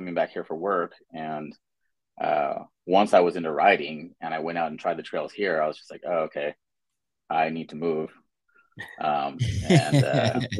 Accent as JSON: {"language": "English", "town": "Inglewood", "region": "California", "country": "United States", "tie": "born or raised there", "said": "I grew up in Inglewood, California"}